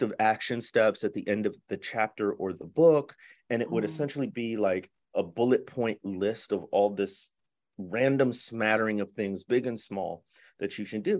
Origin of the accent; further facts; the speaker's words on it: north suburbs of Chicago, Illinois, United States; moved away; also born or lived in Mississippi Delta; I grew up in the Midwest in the north suburbs of Chicago